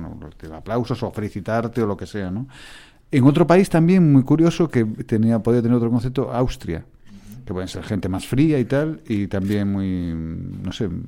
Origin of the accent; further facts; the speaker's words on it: Galicia, Spain; que soy gallego, ¿eh?